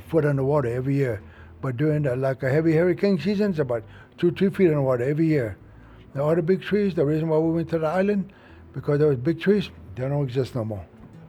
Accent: Highland tree island, Everglades, Florida, United States; So that's when we moved from Castellapo all the way to that island. And that's where I was born, and most of our brothers and sisters.

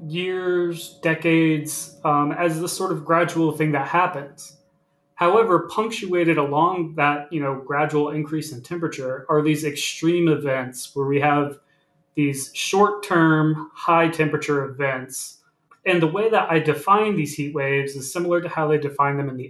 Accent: Virginia Beach, Virginia, United States; also born or lived in Richmond, Virginia; I grew up in Virginia Beach, Virginia, along the coast of Virginia

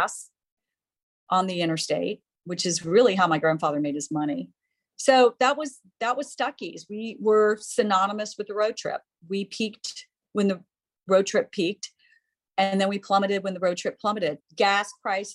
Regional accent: Georgia, United States; we're from the South. We're from Georgia

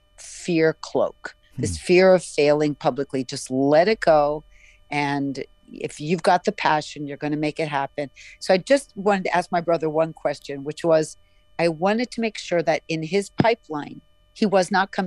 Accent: Arizona, United States; making films growing up in Arizona because there was nothing else

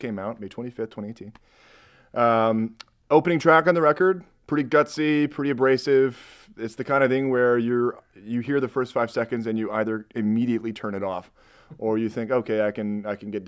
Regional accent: Rockford, Illinois, United States; now in Chicago, United States; But I'm from Rockford. I was raised, if you're familiar with the Chuck E. Cheese on State and Fairview

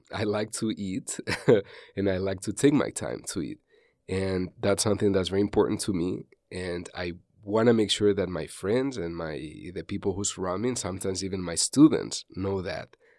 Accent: Valencia, Valencian Community, Spain; first language Spanish; English is a second language; moved away as an adult; also born or lived in Canada; now in Philadelphia, United States; I'm from beautiful Valencia, which is the east coast of Spain

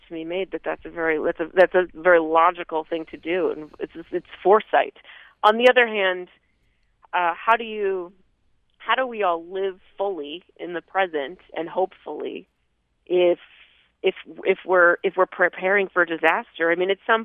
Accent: Vermont, United States; growing up in Vermont

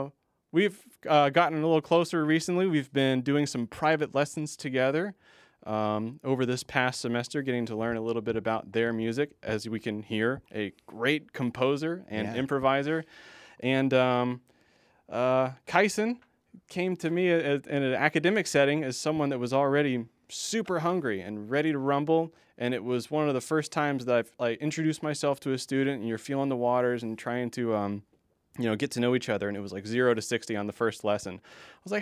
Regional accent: Louisville, Kentucky, United States; moved away as an adult; also born or lived in Denton, Texas; I was born and raised in Louisville, Kentucky

